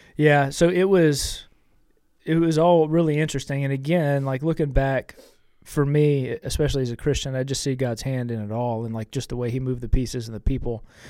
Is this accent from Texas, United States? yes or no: yes; Austin, Texas, United States; I came back to Austin. I was born in Austin, you know, went off to school.